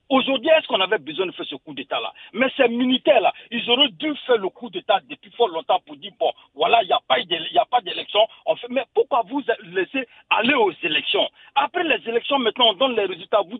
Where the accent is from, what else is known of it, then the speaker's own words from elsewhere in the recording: Côte d’Ivoire; now in Paris, France; je suis un Ivoirien vivant à Paris.